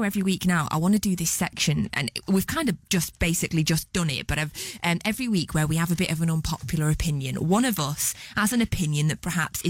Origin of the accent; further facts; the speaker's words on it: Stockport, North West England, United Kingdom; Growing up in Stockport